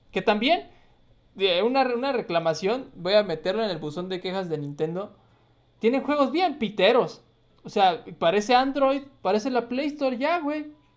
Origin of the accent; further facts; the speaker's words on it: Jalpan, Mexico; moved away; a mi pueblo